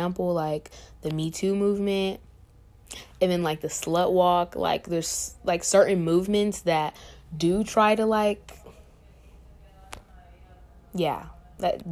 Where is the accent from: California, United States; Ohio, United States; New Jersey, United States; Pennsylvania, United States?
California, United States; Riverside; now in Chico, United States; I'm from Riverside, California, and this is my first year at CSU Chico